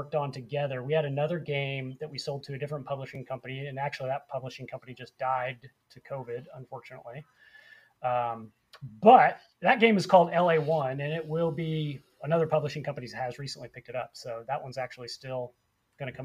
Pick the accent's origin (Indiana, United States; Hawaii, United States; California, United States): Indiana, United States; near Lafayette; I grew up up by Lafayette, up just north of Indianapolis, about an hour north of there